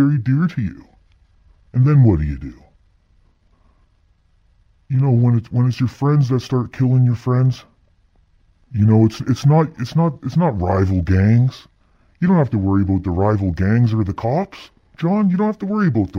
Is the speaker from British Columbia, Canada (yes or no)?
yes; Lower Mainland, British Columbia, Canada; I grew up in the Lower Mainland